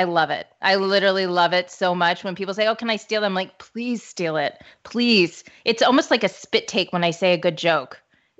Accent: St. Louis, Missouri, United States; I have many people who told me to tell you hello because I'm from St. Louis.

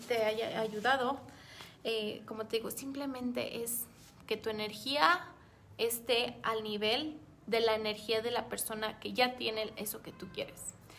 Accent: Mexico; aquí en, México

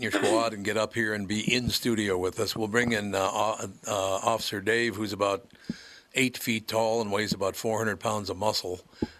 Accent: Minneapolis, Minnesota, United States; I'm from North Minneapolis originally

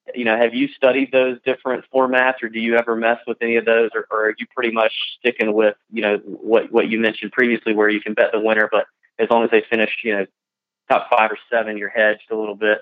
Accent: the South, United States; the two Southerners here with me and Pat talking slow and saying funny things

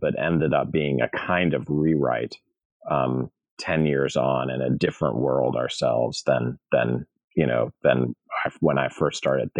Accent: St. Louis, Missouri, United States; I'm from St. Louis, Missouri, and I've been part of the academy for 20 years now, teaching at various schools.

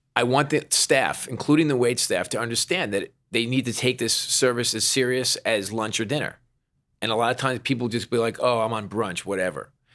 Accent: New York, United States; I'm a New Yorker

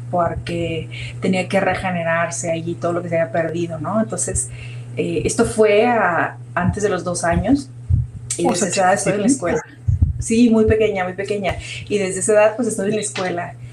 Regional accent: Mazatlán, Sinaloa, Mexico; also born or lived in Sonora / Chihuahua; yo crecí, nací en Sinaloa, en Mazatlán, y luego crecí entre Sonora y Sinaloa, entre yendo de Mazatlán a Ciudad Obregón

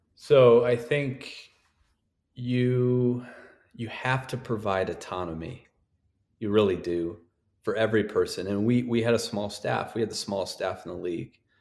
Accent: North Dakota, United States; I'm from North Dakota

